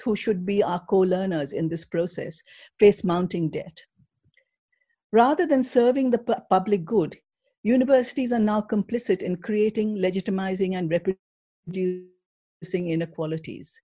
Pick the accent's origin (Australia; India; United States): India; moved away; I come from India